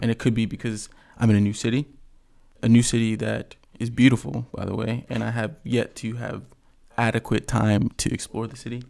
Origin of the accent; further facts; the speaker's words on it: Tampa, Florida, United States; that's the city that I rep. That's my city.